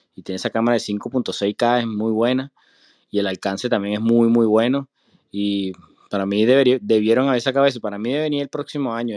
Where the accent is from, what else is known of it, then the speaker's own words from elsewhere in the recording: Venezuela; moved away as an adult; now in United States; yo soy de Venezuela también